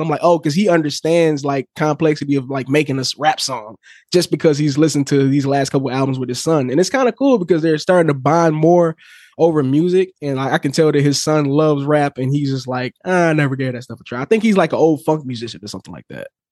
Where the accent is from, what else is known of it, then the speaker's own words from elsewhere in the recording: Detroit, Michigan, United States; growing up on the East Side of Detroit